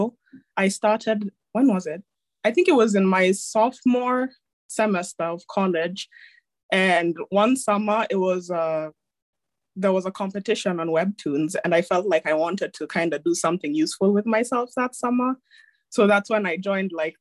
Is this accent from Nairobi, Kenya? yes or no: yes; Nairobi, Kenya; I'm joining from Kenya, Nairobi, Kenya. That's where I'm from. That's where I live